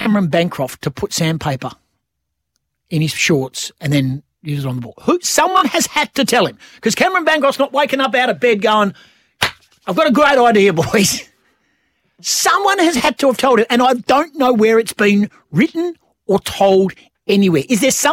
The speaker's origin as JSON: {"language": "English", "region": "Western Australia", "country": "Australia", "said": "we are West Australian."}